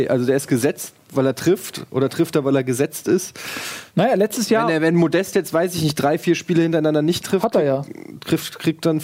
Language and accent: German; Frankfurt, Hesse, Germany; Und das sage ich als Frankfurter. Das fällt mir nicht leicht.